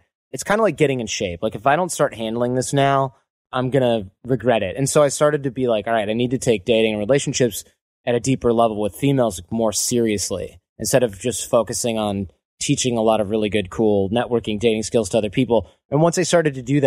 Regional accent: Michigan, United States; moved away; my hometown in Michigan

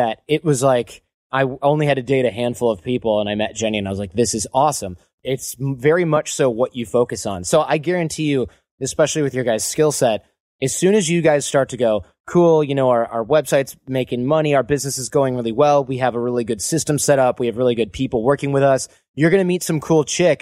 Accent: Michigan, United States; moved away; my hometown in Michigan

